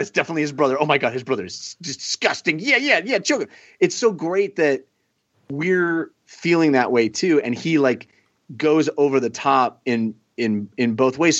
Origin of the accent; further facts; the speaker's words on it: Bay Area, California, United States; the stations I grew up watching in the Bay Area